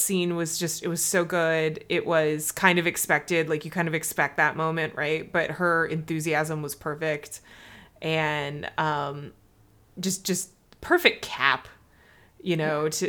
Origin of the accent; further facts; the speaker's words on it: Midwest, United States; as a Midwesterner, like that Midwestern level of politeness